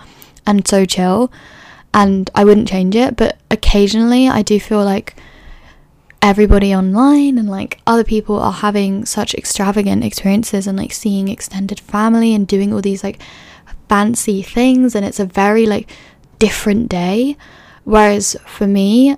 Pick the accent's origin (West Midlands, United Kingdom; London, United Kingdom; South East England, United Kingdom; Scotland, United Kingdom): London, United Kingdom; moved away as an adult; also born or lived in Edinburgh; growing up in London